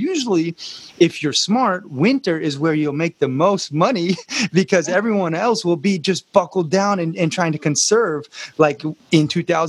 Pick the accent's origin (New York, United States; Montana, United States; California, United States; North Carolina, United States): Montana, United States; me growing up in Montana, nature is my church just as much.